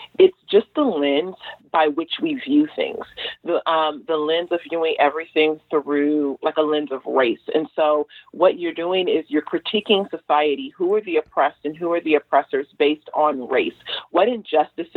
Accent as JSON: {"language": "English", "town": "Los Angeles", "region": "California", "country": "United States", "tie": "born or raised there", "said": "I grew up in South LA. I was there during the riots"}